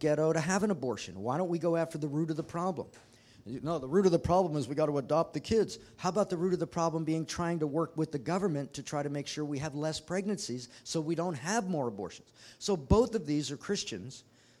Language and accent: English; United States; as citizens of the United States